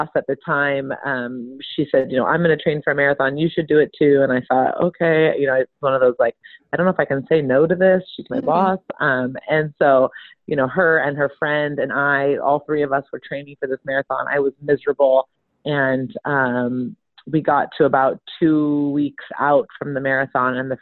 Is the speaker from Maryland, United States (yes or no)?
no; Sonoma County, Northern California, United States; moved away as an adult; also born or lived in Miami / the South; I grew up in Sonoma County